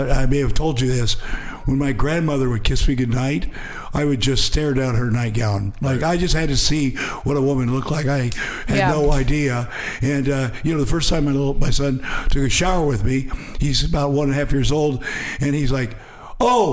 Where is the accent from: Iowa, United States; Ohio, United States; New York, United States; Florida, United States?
Iowa, United States; now in Los Angeles, United States; where I grew up in Iowa